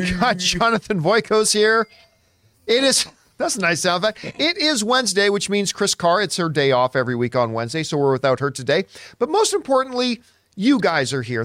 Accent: Canada; as a Canadian kid up there

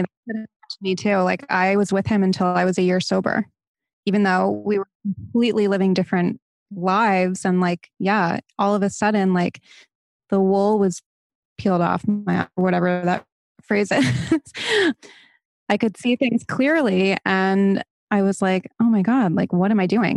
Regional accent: Barrington, Rhode Island, United States; moved away as an adult; now in Los Angeles, United States; I'm originally from Barrington, Rhode Island

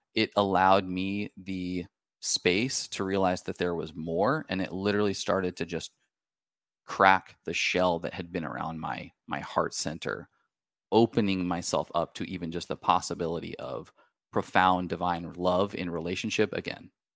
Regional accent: Washington, United States; We're from the Pacific Northwest, uh, up in Washington State.

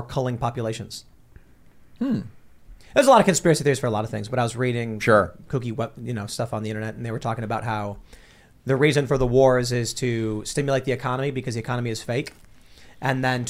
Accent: Chicago, Illinois, United States; moved away; I'll go, oh, me too. And they'll go, which part? And I'll be like Midway

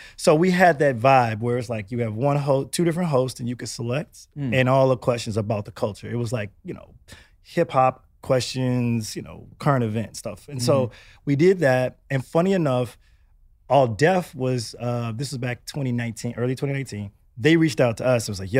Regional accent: Houston, Texas, United States; also born or lived in Atlanta; Funny enough, I'm originally from Houston, Texas.

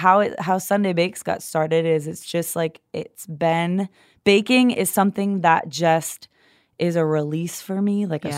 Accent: New York, United States; Yeah, I grew up just near outside of Buffalo.

